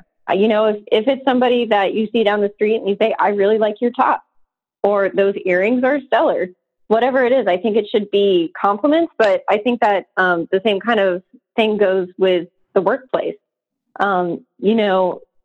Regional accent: Atlanta, Georgia, United States; I'm from Atlanta

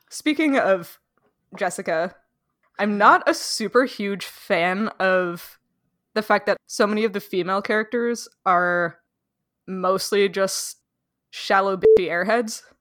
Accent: Canada; as a Canadian

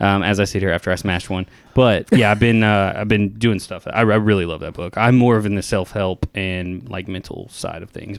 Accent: Tennessee, United States; growing up in Tennessee

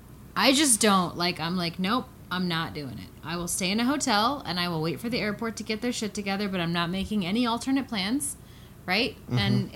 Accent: Colorado, United States; We're from Colorado.

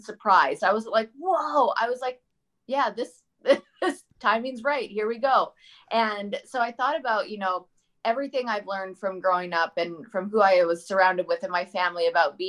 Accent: Leduc, Alberta, Canada; also born or lived in British Columbia / Newfoundland / Germany / Vancouver; now in United States; as a young kid growing up in Leduc

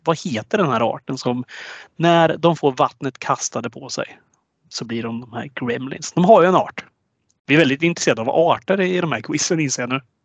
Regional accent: Östergötland, Sweden; born or raised there

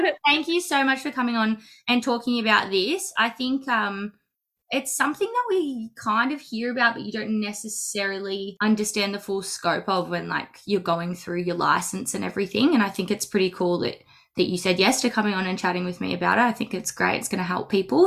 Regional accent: Melbourne, Victoria, Australia; I'm from Melbourne, Victoria, in Australia

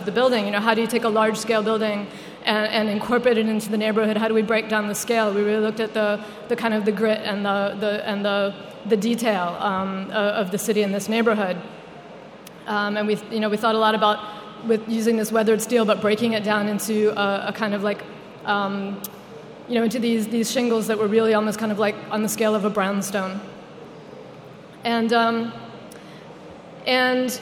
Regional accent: suburbs of Washington, D.C., Maryland, United States; moved away as an adult; now in New York, United States; if you live in the suburbs just outside of the city, which is where I grew up in Maryland

